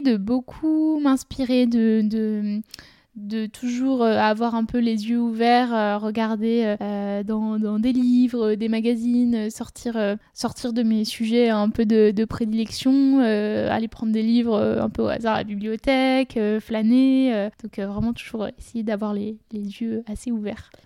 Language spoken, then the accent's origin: French; Saint-Gervais-les-Bains, Auvergne-Rhône-Alpes, France; je suis originaire de Saint-Gervais en Haute-Savoie